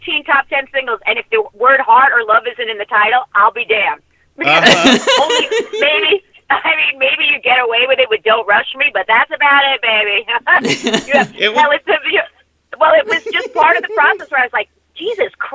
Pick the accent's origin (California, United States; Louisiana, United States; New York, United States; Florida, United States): New York, United States; Long Island; I grew up in Long Island